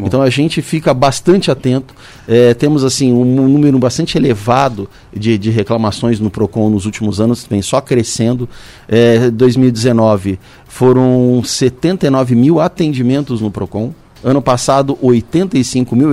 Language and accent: Portuguese; São José dos Campos, São Paulo, Brazil; eu nasci aqui. Estou na, na, cidade desde quando eu nasci, tive a oportunidade de morar fora, mas eu não saio daqui de jeito nenhum.